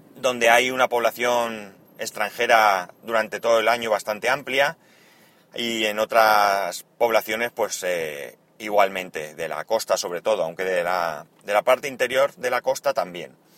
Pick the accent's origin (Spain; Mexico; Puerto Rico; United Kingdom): Spain